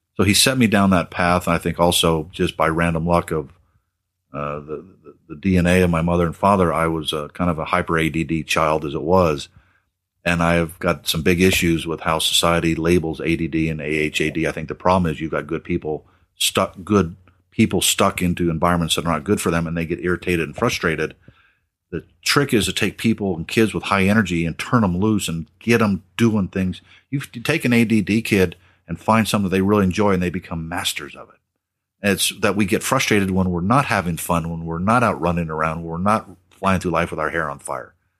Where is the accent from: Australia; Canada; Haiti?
Australia; growing up in Australia